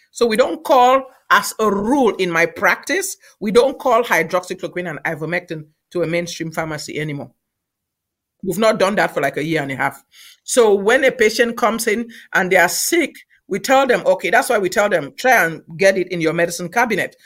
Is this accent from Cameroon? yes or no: yes; Cameroon; moved away as an adult; also born or lived in Nigeria; now in United States; I'm from Cameroon originally